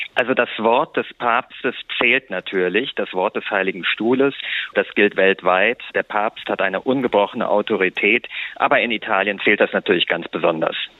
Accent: Germany; now in Italy; bei uns in Deutschland

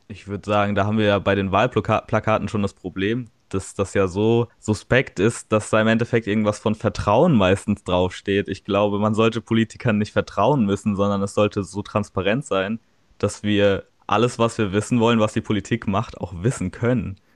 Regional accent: Darmstadt, Hesse, Germany; ich komme aus Darmstadt

